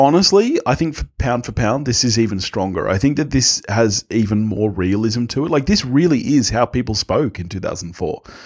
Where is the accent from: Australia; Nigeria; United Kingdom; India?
Australia; we're Aussie